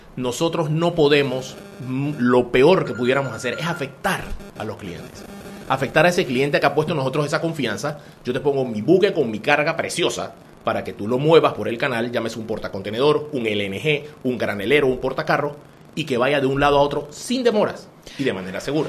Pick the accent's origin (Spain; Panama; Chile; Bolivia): Panama; nosotros tanto nos ha costado como panameños